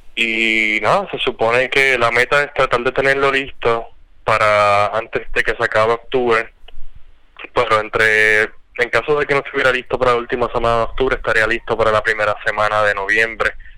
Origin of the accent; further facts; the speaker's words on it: Puerto Rico; aquí en Puerto Rico, en el barrio donde yo me crié en Cuchilla